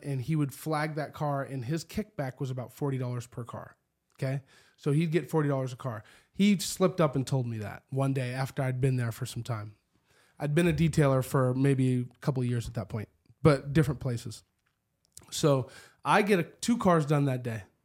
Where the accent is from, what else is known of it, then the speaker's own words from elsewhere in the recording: Spokane, Washington, United States; I grew up in the Perry District on eleventh and Perry, right across the street from the windmill